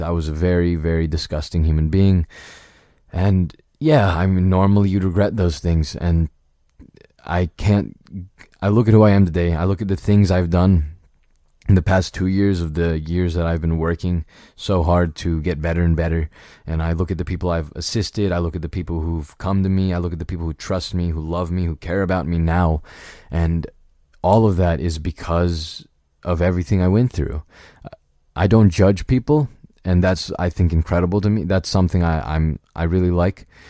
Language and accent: English; United States; I was born in America, so I guess this is my mother country